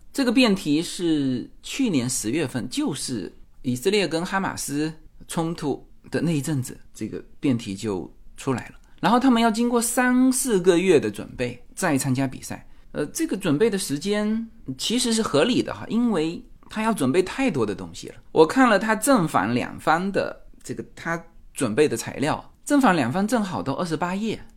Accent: Fuzhou, Fujian, China; moved away as an adult; now in Los Angeles, United States; 我们来自福州，说， 福州是我们的主场

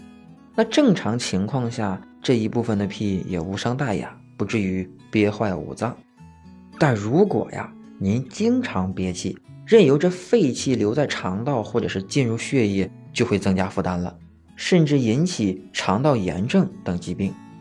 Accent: Shandong, China; 用我们山东话说，就是我想约。

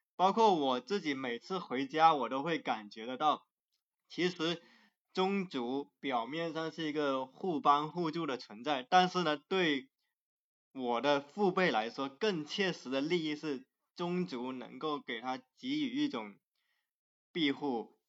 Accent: Zhanjiang, Guangdong, China; 我是在湛江长大，我从小是在湛江赤坎的市区长大。其实我心里的故乡反而是，市区那个地方

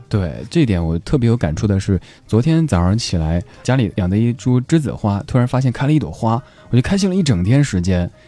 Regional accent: Chengdu, Sichuan, China; 我老家成都

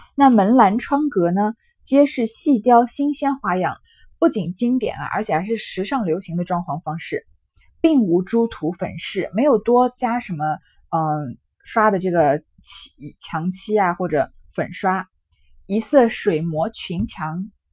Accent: China; 我们中国人很讲究，很喜欢这种奇石

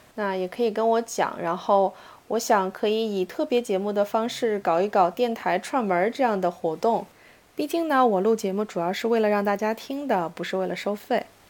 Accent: China; first language Mandarin; 我们中国人

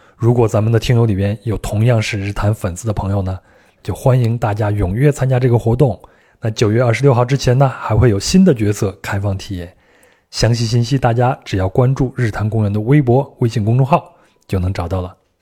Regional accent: Henan, China; moved away; 我们老家河南

